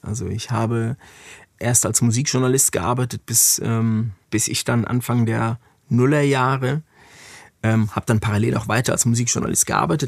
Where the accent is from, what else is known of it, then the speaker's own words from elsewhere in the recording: Frankfurt, Hesse, Germany; moved away as an adult; now in Berlin, Germany; meine Heimatstadt Frankfurt